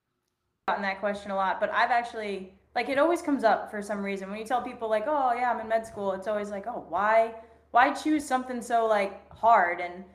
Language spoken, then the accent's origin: English; Boston, Massachusetts, United States; also born or lived in Arizona / Florida / Indiana; I'm from Boston. I've lived all over the place, lived in Arizona, Florida, Indiana, you know, just a little bit of everywhere, DC for a little bit